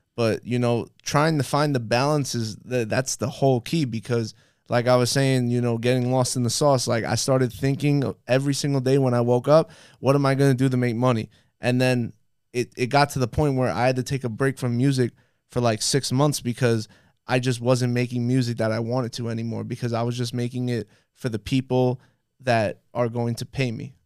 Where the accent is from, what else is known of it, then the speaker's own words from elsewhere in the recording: New York City, New York, United States; moved away as an adult; now in Miami, United States; growing up in Brooklyn, just being surrounded by people that, like, were a part of the culture